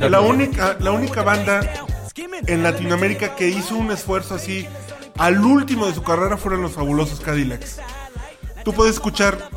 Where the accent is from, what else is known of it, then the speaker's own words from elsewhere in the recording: Mexico; Y cumple, digamos que cumple con su función que sea lo que escuchamos todo el tiempo como mexicanos.